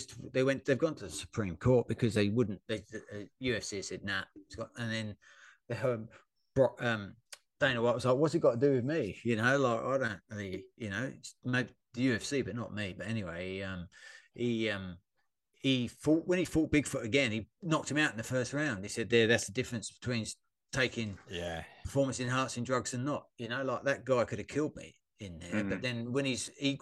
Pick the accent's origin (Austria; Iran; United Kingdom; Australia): Australia; obviously big Mark Hunt fans, being Australian.